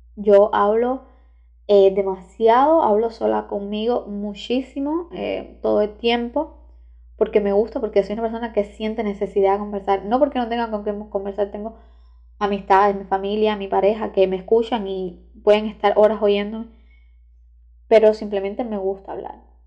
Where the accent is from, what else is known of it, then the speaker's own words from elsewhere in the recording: Cuba; soy cubana, soy estudiante de Derecho en la Universidad de La Habana, aquí en Cuba